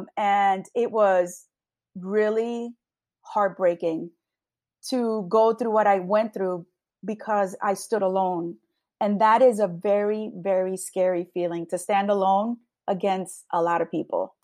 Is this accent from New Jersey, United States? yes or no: yes; Long Branch, New Jersey, United States; a Hispanic woman born and raised in Long Branch.